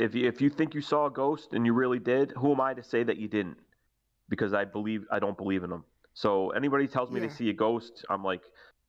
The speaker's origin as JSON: {"language": "English", "town": "New Haven", "region": "Connecticut", "country": "United States", "said": "I'm from New Haven"}